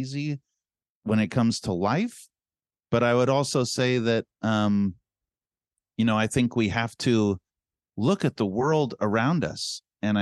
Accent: San Francisco, California, United States; we're from San Francisco

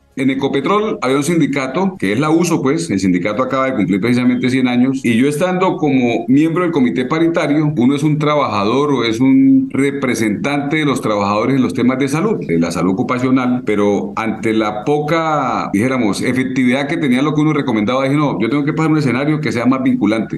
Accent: San Vicente de Chucurí, Santander, Colombia; now in Barrancabermeja, Colombia; soy de San Vicente, no soy de acá.

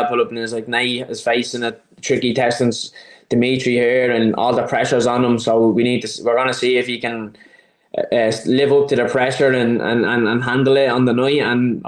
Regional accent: Dublin, Leinster, Ireland; I'm from Dublin, it's in Dublin.

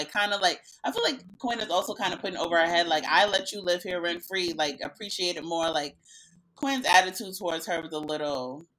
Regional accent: New York City, New York, United States; I'm from Queens, and Queens is next door to Long Island

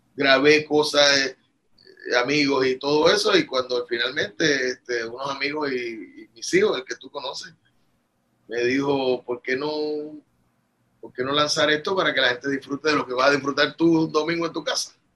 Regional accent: Puerto Rico; also born or lived in Bogotá, Colombia; yo nací, me crié y vivo aquí.

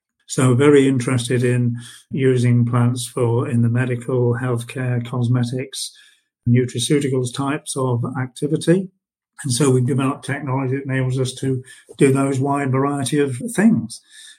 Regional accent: West Midlands, United Kingdom; born there; also born or lived in United States; No, I was born in the Midlands and have moved around the UK a lot. I've worked over in the USA for a period.

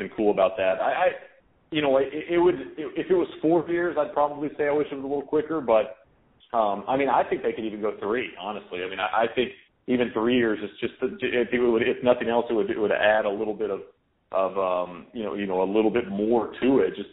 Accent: United States; I'm an American

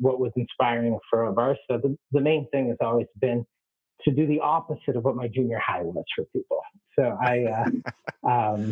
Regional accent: Worcester, Massachusetts, United States; moved away as an adult; also born or lived in Atlanta, Georgia / Somaliland; I grew up in Worcester, Massachusetts

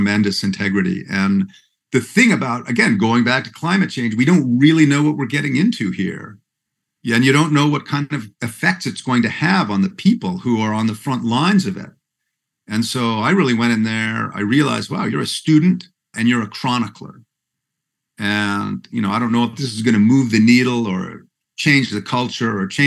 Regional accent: Vancouver, British Columbia, Canada; I'm from Vancouver, which is kind of the San Francisco of Canada.

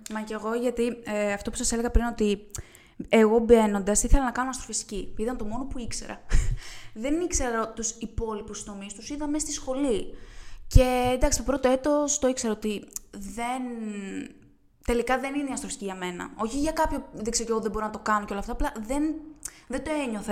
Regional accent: Euboea, Central Greece, Greece; moved away as an adult; now in Thessaloniki, Greece; εγώ είμαι από την Εύβοια.

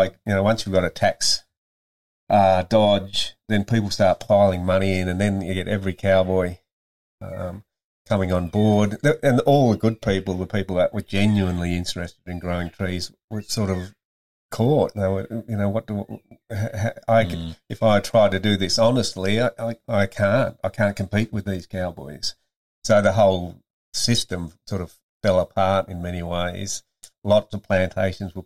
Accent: Tasmania, Australia; moved away; This is the same soil from Tassie that I grew up on.

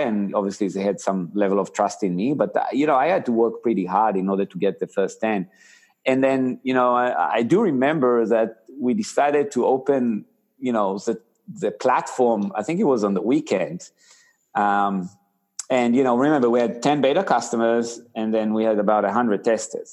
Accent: Israel; accent: Israeli; moved away; I actually grew up in Israel. So you know that's why you know your audience can you know sees my funny accent it's actually an israeli accent

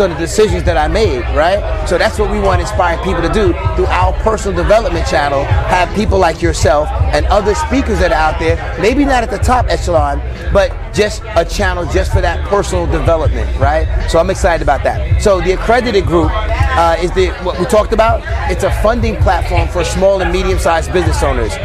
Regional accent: New York, United States; I'm from New York, so we're close to Philly

